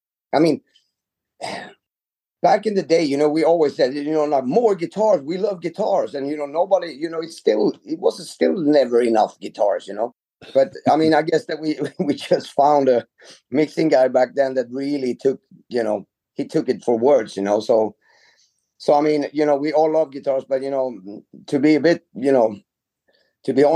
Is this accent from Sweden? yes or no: yes; Sweden; I'm from Sweden.